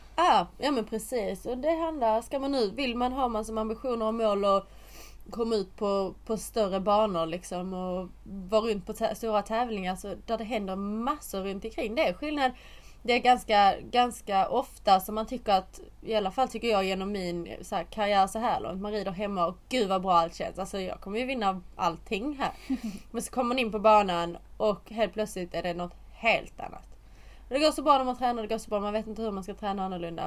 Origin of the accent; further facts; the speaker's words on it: Sweden; now in England; när jag bodde hemma i Sverige